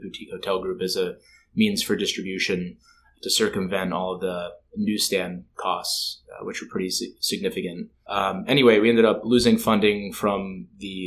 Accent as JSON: {"language": "English", "region": "New Jersey", "country": "United States", "tie": "born or raised there", "also_born_or_lived": "Minneapolis", "said": "I grew up in New Jersey"}